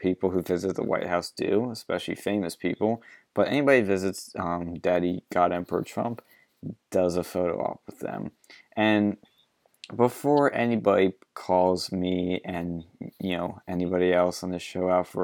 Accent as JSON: {"language": "English", "town": "Philadelphia", "region": "Pennsylvania", "country": "United States", "said": "I'm from Philly"}